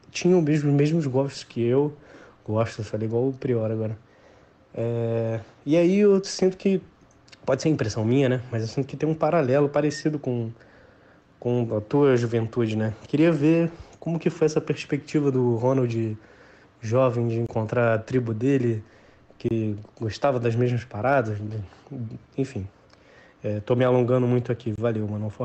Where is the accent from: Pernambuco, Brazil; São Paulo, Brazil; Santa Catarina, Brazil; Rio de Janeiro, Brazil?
Rio de Janeiro, Brazil; São Gonçalo; now in Niterói, Brazil; sou de São Gonçalo, na verdade